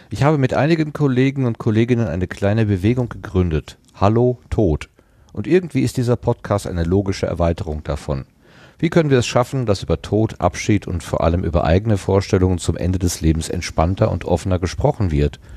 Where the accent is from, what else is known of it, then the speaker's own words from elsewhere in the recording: Germany; now in Austria; ich bin Deutscher, lebe in Österreich und arbeite ohnehin als Korrespondent, also als Österreich-Erklärbär für deutsche Medien.